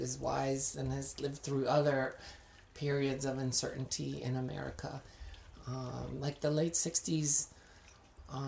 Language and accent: English; France; now in United States; I do identify as an American, but because I was born in France.